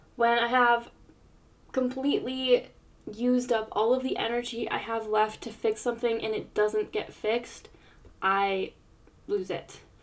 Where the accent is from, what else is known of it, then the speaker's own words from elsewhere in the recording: United States; I grew up in the States